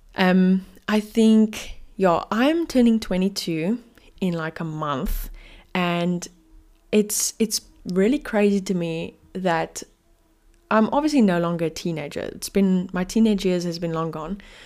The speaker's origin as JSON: {"language": "English", "town": "Cape Town", "region": "Western Cape", "country": "South Africa", "said": "I'm from Cape Town, South Africa"}